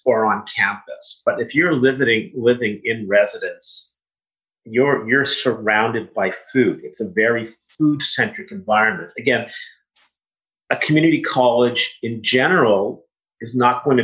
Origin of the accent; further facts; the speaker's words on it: Canada; I was one of maybe 10 Canadian students at the school